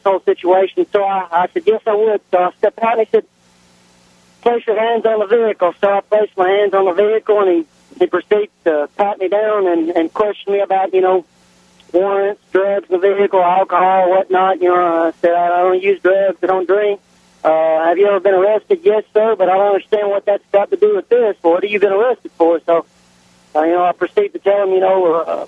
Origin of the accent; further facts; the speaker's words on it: Nashville, Tennessee, United States; moved away as an adult; now in West Tennessee, United States; I was raised up in Nashville, so I'm used to dealing with an aggressive police force, but I moved to West Tennessee